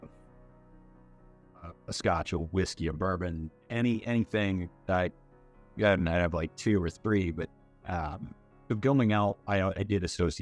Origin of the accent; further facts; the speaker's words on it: Spotsylvania, Virginia, United States; moved away; I grew up in Spotsylvania in Virginia